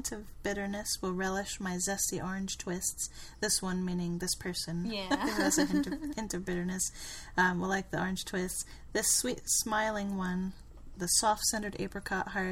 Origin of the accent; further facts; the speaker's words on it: Germany; moved away; growing up in Germany, we loved marzipan.